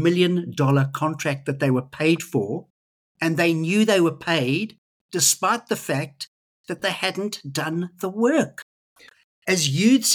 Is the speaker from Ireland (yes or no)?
no; South Africa; now in Australia; I grew up in South Africa